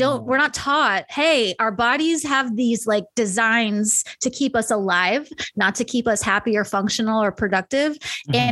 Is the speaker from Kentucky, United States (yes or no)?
no; New York, United States; now in Kansas City, United States; I grew up in New York